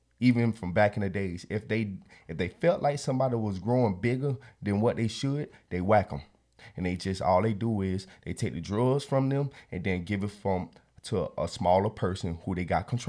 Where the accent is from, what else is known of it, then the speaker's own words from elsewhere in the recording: Florida, United States; Look, bro, I came from Florida. Bro, Florida is a fast paced area.